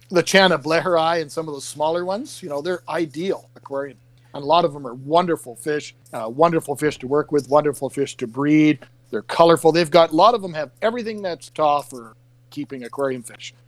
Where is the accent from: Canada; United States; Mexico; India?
Canada; I'm actually from another country. I'm from Canada